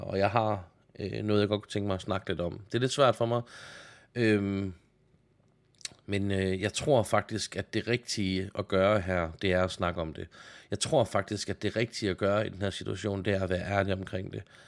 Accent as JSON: {"language": "Danish", "country": "Denmark", "said": "jeg er jyde"}